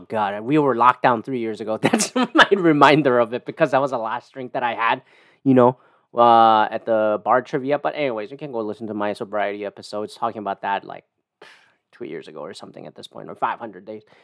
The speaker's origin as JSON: {"language": "English", "country": "Canada", "said": "I'm Canadian"}